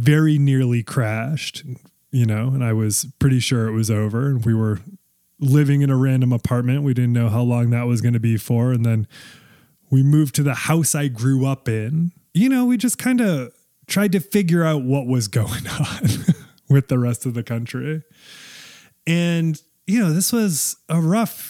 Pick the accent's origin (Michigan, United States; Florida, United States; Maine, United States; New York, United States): Maine, United States; moved away; also born or lived in Massachusetts / Nashville, Tennessee; I came to Maine, which is where I'm originally from, or, you know, Mainers wouldn't consider it pure because I'm from Massachusetts originally, but I consider Maine my home state